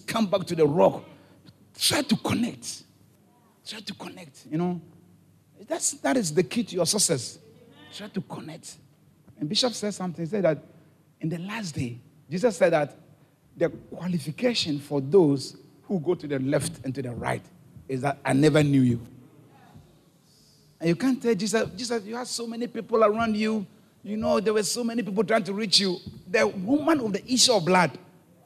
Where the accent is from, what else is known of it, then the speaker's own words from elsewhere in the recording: Ghana; now in Haiti; I'm from Ghana